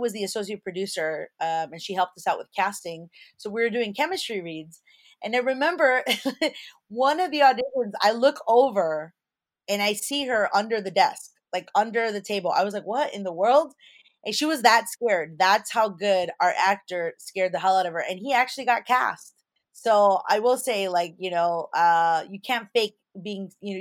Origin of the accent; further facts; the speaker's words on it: Chicago, Illinois, United States; I'm from Chicago